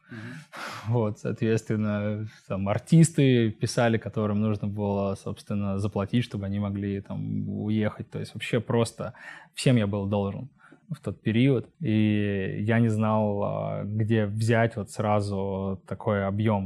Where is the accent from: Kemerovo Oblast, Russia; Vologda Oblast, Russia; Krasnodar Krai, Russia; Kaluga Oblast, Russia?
Kemerovo Oblast, Russia; Kemerovo; moved away as an adult; also born or lived in Omsk; я родился и вырос в Кемерово, в поселке. Потом я переехал в Омск по своему желанию.